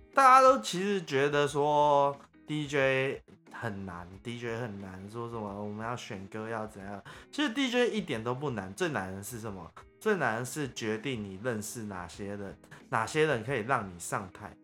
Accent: Taiwan; accent: Taiwanese Mandarin; 我有点台湾国语

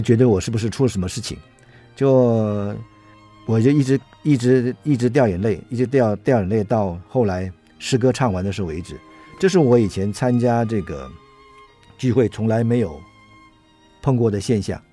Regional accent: Taiwan; 因为我们是台湾人，那不是当地的美国人

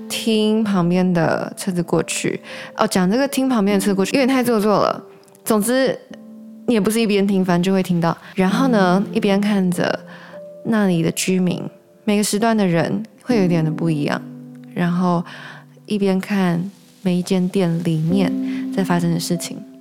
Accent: Taichung, Taiwan; moved away as an adult; also born or lived in Tokyo; now in Taipei, Taiwan; 其实我是台中人，然后从高中毕业之后来到台北

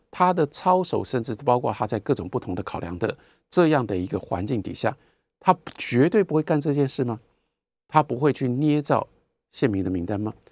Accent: Taiwan; 我是一个台湾人

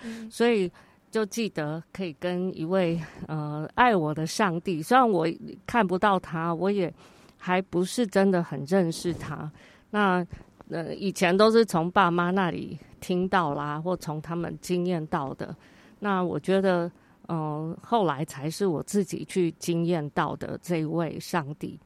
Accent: Taichung, Taiwan; 所以从小我有机会，有大概六七年的时间住在里面，都是跟外国小朋友，外国的家庭一起长大。

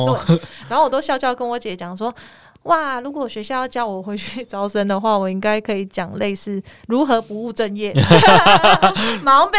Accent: Kaohsiung, Taiwan; 我是高雄人

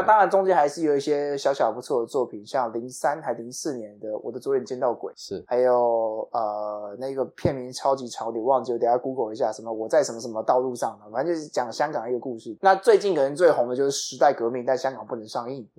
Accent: Taipei, Taiwan; 因为我们是台北人

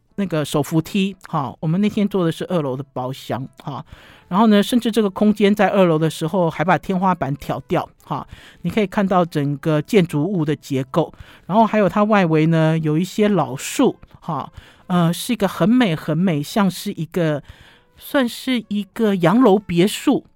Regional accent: Taipei, Taiwan; 我们台北人

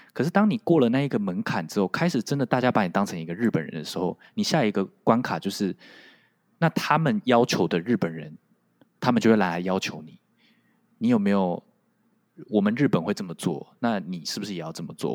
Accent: Taiwan; first language Taiwanese Hokkien; Chinese is a second language; moved away as an adult; now in Japan; 就是台湾闽南语，我的第一语言

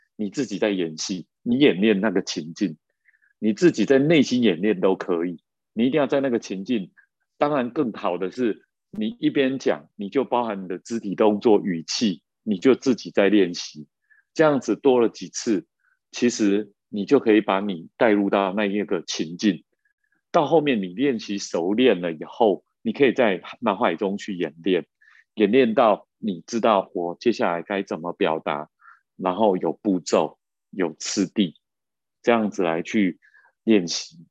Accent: Taiwan; 尤其我们在眷村长大，就有那种竞争压力的样子

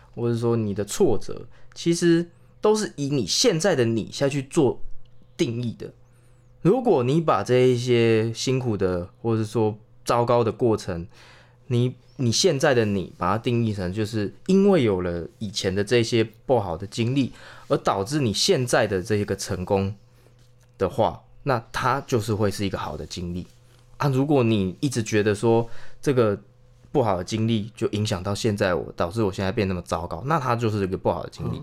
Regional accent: Chiayi, Taiwan; 嘉义还是可以，因为嘉义怎么说，还是算都市的啊

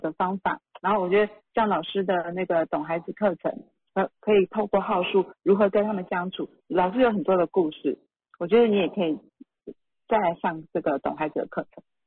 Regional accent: Taiwan; 像我们台湾话讲的

